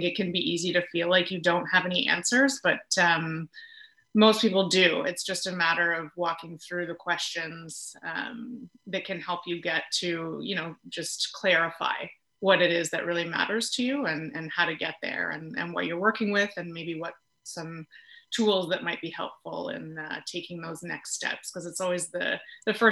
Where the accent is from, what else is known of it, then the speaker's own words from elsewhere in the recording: Peterborough, Ontario, Canada; moved away as an adult; also born or lived in Quebec / Toronto; I grew up in Peterborough, so was primarily there and then went to Quebec for 4 years for school. And then I was in Toronto for 10 years